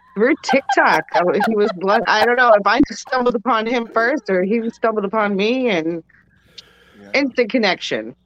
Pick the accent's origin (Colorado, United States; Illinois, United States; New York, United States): New York, United States; Long Island; I'm from Long Island, New York.